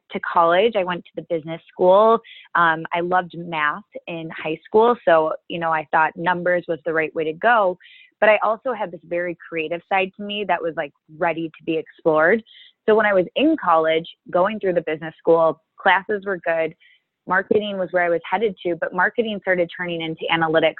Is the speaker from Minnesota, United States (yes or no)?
yes; Minnesota, United States; moved away as an adult; now in Chicago, United States; I'm originally from Minnesota.